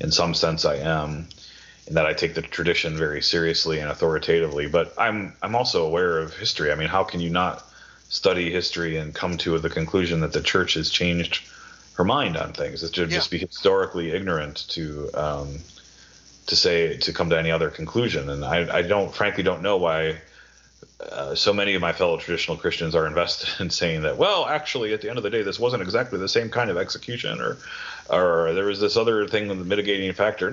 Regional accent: Wisconsin, United States; My brother, we grew up in Wisconsin

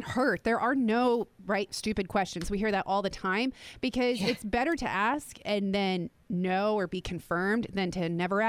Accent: New Jersey, United States; moved away as an adult; also born or lived in Fort Myers, Florida; now in Northwest Florida, United States; I grew up in New Jersey. And so I actually moved to Fort Myers for college. And when I moved back to New Jersey

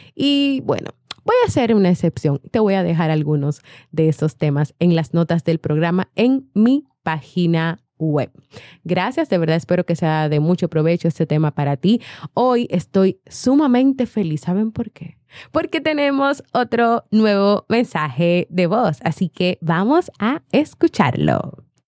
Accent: Colombia; moved away as an adult; now in Miami, United States; soy colombiana, pero vivo en Miami hace casi 15 años

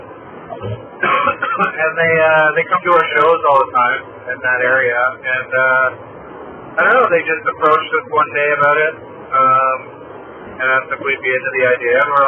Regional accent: Canada; being a Canadian

